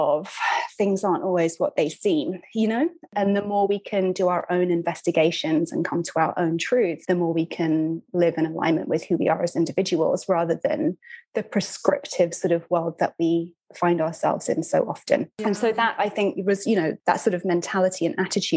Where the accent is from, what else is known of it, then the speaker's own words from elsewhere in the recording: United Kingdom; moved away as an adult; also born or lived in Brooklyn, New York; now in New York, United States; I'm a British writer and author. I'm based in Brooklyn, New York. I've been here almost 10 years.